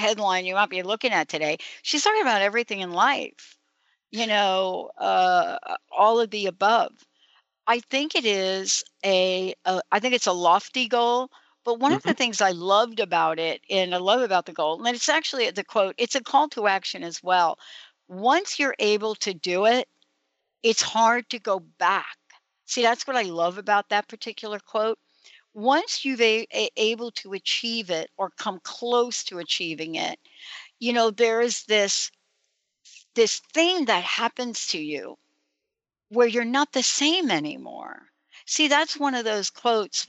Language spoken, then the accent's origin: English; New York, United States; I'm from New York, and I used to spend a lot of time in the West Village